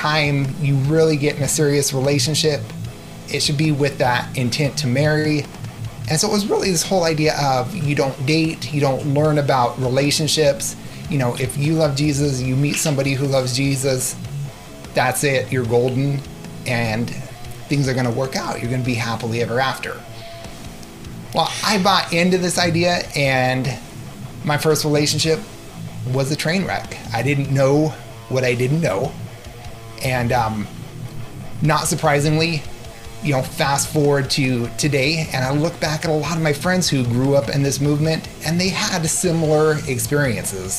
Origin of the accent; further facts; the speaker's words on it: San Diego, California, United States; moved away as an adult; now in Minnesota, United States; I grew up in San Diego. 3 years ago, we moved to snowy Minnesota